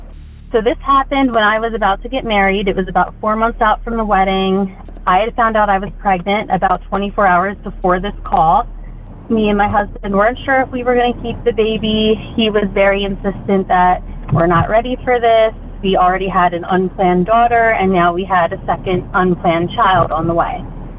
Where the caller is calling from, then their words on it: Pennsylvania, United States; I'm calling in from Pennsylvania.